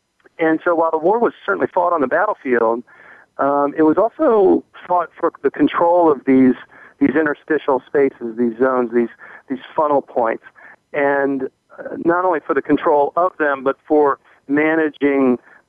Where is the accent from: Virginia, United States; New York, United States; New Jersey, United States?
Virginia, United States; Alexandria; Alexandria, Virginia, as one, where I am right now. In fact, my hometown is Alexandria. We're both in our hometowns, as I understand it.